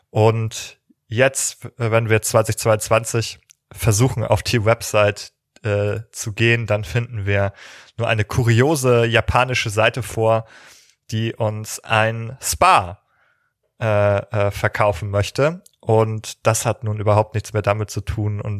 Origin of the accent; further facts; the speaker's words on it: Northern Germany, Germany; gerade als Norddeutscher, der sozusagen bei 12 Grad und Nieselregen im Sommer sozialisiert wurde